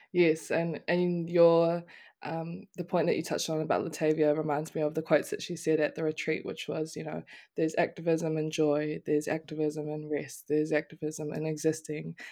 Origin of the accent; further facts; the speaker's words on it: Auckland, New Zealand; moved away as an adult; now in Palmerston North, New Zealand; growing up in Auckland